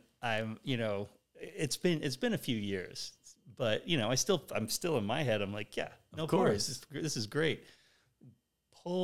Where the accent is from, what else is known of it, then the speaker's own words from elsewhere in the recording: Oceanside, California, United States; growing up in that part of California in the 70s